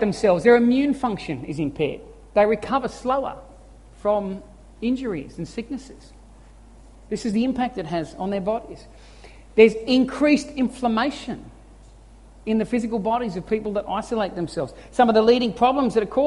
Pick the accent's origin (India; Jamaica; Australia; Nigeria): Australia; We feel like it's weak as Aussie men